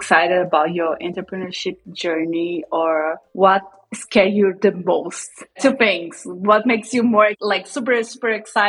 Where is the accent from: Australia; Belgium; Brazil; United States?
Brazil; moved away as an adult; I grew up in Brazil. I live in Brazil most of my life.